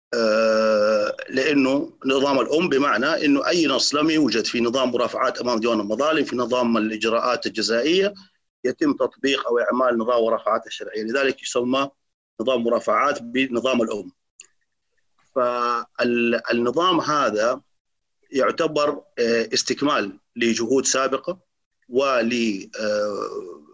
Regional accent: Saudi Arabia; عندنا في السعودية

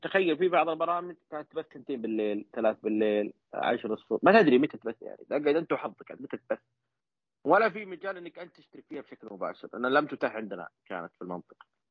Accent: Saudi Arabia; عندنا في السعوديه

